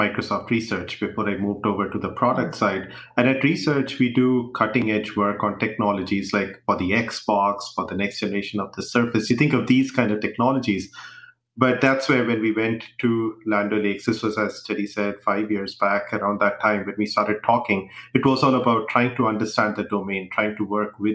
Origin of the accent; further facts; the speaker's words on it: India; moved away; growing up, I grew up in India